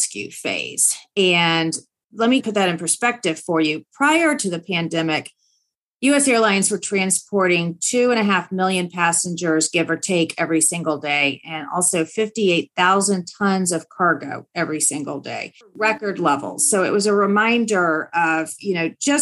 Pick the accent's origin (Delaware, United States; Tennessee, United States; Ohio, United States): Tennessee, United States; Nashville; now in Washington, DC area, United States; I now live in the DC area, but I grew up in Nashville, Tennessee. I'm a proud Tennessean.